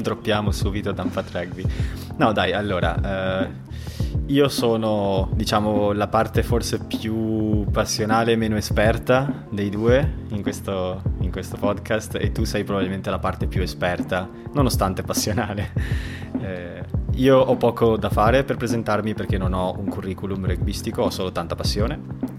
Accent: Treviso, Veneto, Italy; moved away as an adult; also born or lived in Barcelona; now in Vienna, Austria; siamo entrambi di Treviso, entrambi tifosi dei Leoni ed entrambi fuori dall'Italia

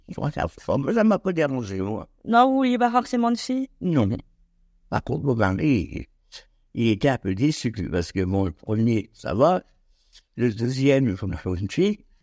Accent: a small village near Clermont, Oise, Hauts-de-France, France; moved away as an adult; now in Nogent-sur-Oise, France; C'était pas une ville, c'était un petit, un petit village Je suis né là-bas, moi d'ailleurs.

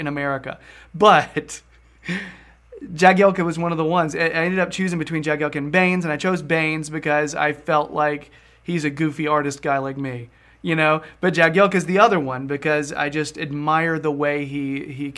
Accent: United States; I'm such an American

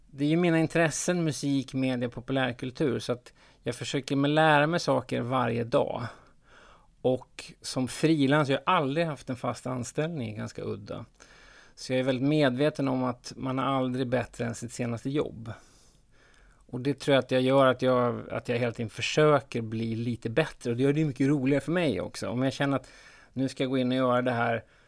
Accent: Sweden; som svensk

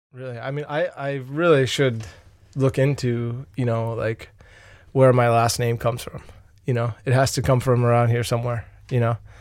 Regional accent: Long Island, New York, United States; moved away as an adult; I grew up on Long Island, New York, uh, to about thirty, f, like, fifty kilometers from New York City

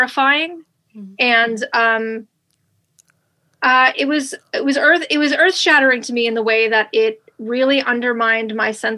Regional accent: New York, United States; moved away as an adult; also born or lived in Los Angeles, California / Morgantown, West Virginia; I'm from New York, as you said, and I grew up in New York

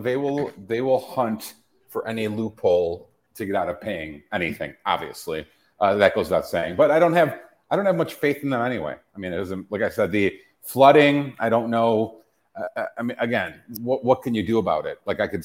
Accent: Midwest, United States; now in Florida, United States; And I was raised in the Midwest where we had to we had tornado drills.

